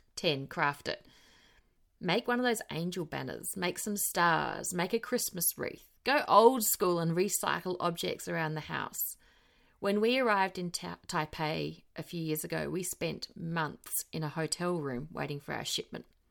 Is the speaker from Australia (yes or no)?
yes; Australia; also born or lived in South Australia; now in New Zealand; As an Australian citizen, I can legally vote, work, and buy property here